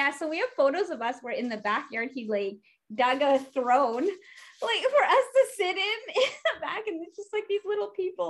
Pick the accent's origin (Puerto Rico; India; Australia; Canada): Canada; Winnipeg, Manitoba; also born or lived in Philippines; When we first moved from the Philippines, we moved from the Philippines to Winnipeg in 86.